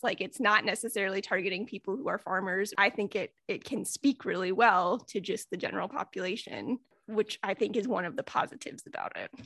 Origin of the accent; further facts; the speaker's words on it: Midwest, United States; I'm from the Midwest.